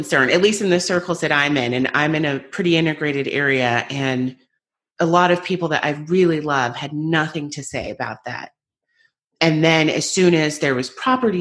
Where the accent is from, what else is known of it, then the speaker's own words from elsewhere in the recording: United States; I'm American